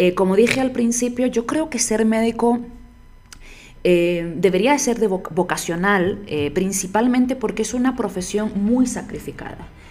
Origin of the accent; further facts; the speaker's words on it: Canary Islands, Spain; moved away as an adult; also born or lived in Barcelona, Spain; now in Bogotá, Colombia; yo soy española, de Canarias